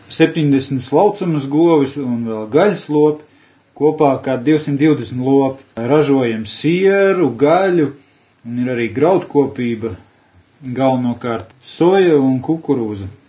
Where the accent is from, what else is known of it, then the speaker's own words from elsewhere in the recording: Latvia; es kā latvietis.